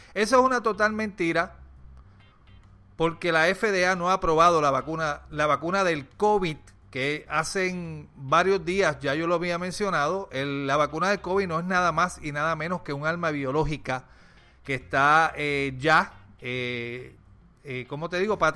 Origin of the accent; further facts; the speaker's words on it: Puerto Rico; soy puertorriqueño